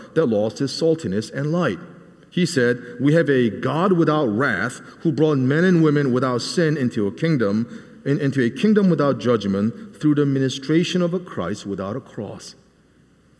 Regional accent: South Korea; now in Nashville, United States; a small child growing up in Korea

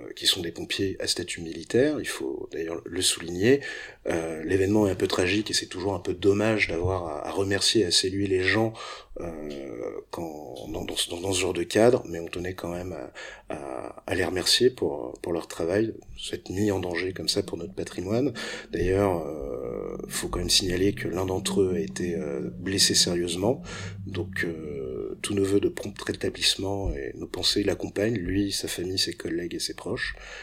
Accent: France; quand on est français

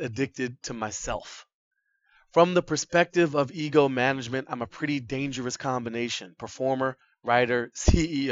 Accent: Boston, Massachusetts, United States; moved away; Boston was once my hometown

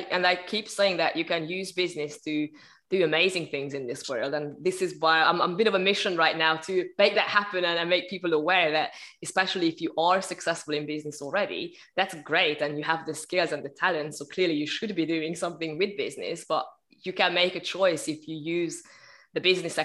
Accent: Hungary; moved away as an adult; also born or lived in United Kingdom / Malta / Sri Lanka; now in Tenerife, Spain; I'm basically originally from Hungary, but I've been traveling around for quite a while. I left the country when I was 18

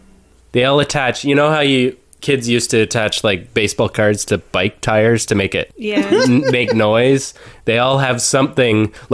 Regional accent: Markdale, Ontario, Canada; that's my hometown too

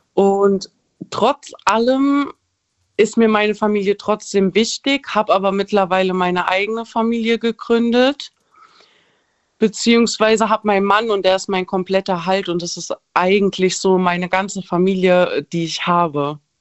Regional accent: Frankfurt, Hesse, Germany; ich komme aus Frankfurt

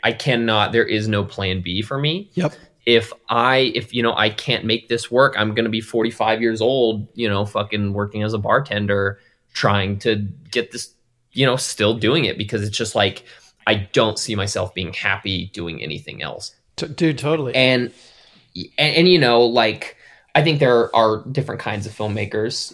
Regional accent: Wyoming, United States; moved away; also born or lived in California; I lived in California, but I'm from Wyoming

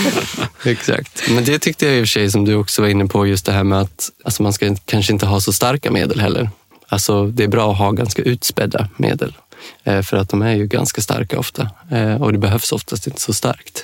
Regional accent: Dalarna County, Sweden; moved away; also born or lived in Denmark; i Dalarna, där jag kommer från från början

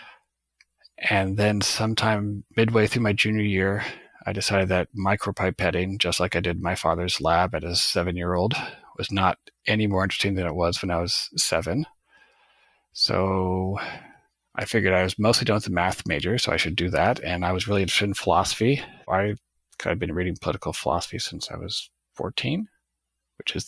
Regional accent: Nebraska, United States; I grew up in Nebraska in a relatively conservative Catholic household.

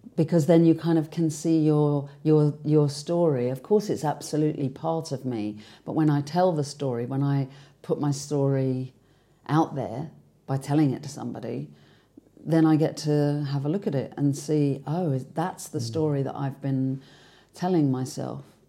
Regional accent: London, United Kingdom; being a Londoner, um, being somebody, and I often catch myself saying that I come from England

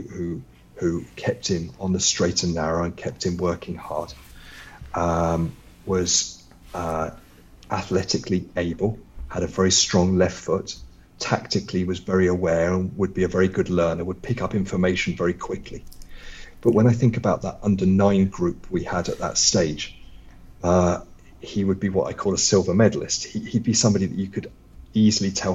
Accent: Luton, East of England, United Kingdom; moved away as an adult; now in Norway; Luton was my hometown club. It was the club I grew up as a supporter

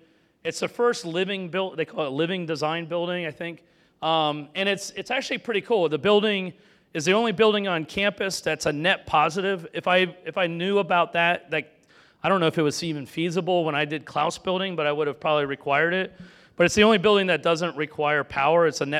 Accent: Florida, United States; I grew up in Florida with a lot of animals.

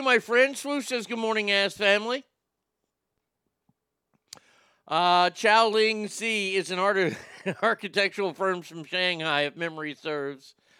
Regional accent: Garland, Texas, United States; In all my life, I never thought I would see a world title match in my hometown

